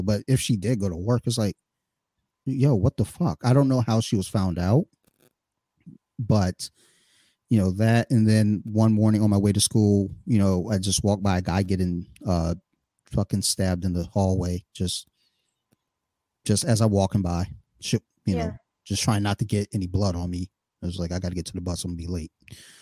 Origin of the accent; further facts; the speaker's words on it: Detroit and Flint, Michigan, United States; I was in Detroit, Michigan and Flint, Michigan in the 80s